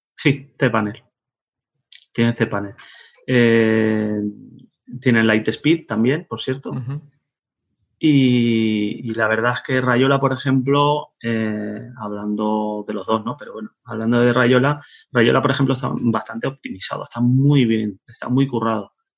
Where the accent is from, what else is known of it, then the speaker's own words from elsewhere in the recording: Tenerife, Canary Islands, Spain; also born or lived in Netherlands / Zaragoza; Nací en Holanda, eh, fue un 24 de marzo de, 1974 y me crié en Tenerife